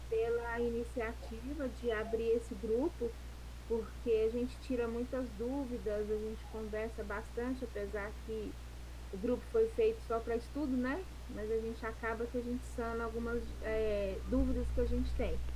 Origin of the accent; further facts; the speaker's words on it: Araxá, Minas Gerais, Brazil; eu sou de Araxá, Minas Gerais.